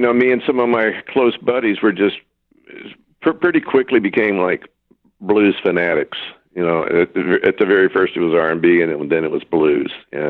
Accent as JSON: {"language": "English", "town": "Corpus Christi", "region": "Texas", "country": "United States", "tie": "born or raised there", "also_born_or_lived": "Florida", "moved": "yes", "lives_now": "Los Angeles, United States", "said": "I was living in Corpus Christi. I grew up in Corpus Christi"}